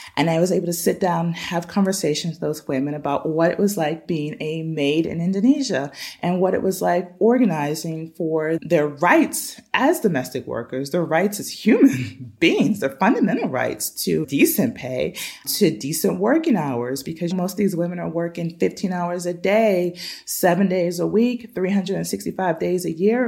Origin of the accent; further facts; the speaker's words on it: Pittsburgh, Pennsylvania, United States; now in San Pedro La Laguna, Guatemala; My hometown is Pittsburgh, Pennsylvania